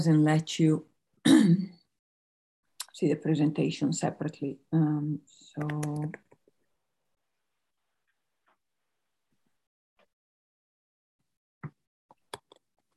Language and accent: English; Italy; moved away; originally from Italy